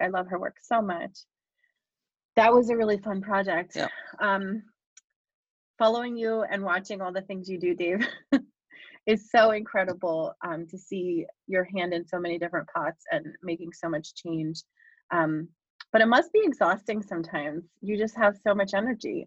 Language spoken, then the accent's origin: English; Bucks County, Pennsylvania, United States; I grew up in Berks County, so I mean Bucks County